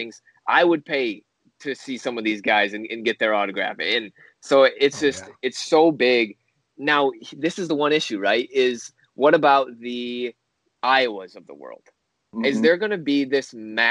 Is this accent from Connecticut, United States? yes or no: no; Holland, Michigan, United States; I'm from the west side over by the Holland area